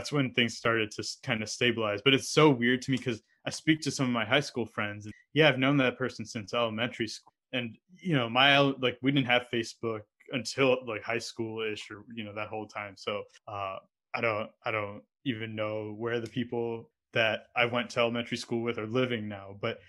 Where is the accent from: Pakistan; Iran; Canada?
Canada; also born or lived in Saudi Arabia / United States; I grew up in Canada and the US and had moved around a lot. So like, to give you some context, I was born in Saudi Arabia because my dad happened to be working there at the time.